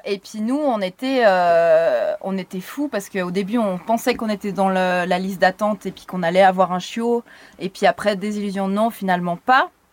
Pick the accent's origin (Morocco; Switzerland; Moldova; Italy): Switzerland; Lutry, Vaud; now in Lausanne, Switzerland; je viens de Lutry à la base, où j'ai habité depuis euh, bébé. Hein. J'ai toujours habité Lutry